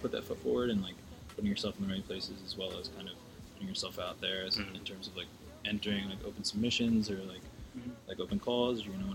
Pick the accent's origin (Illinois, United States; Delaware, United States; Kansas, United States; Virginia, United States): Delaware, United States; Bear; also born or lived in Wilmington, Delaware; I'm right outside. I'm from Delaware. It's like 45 minutes out.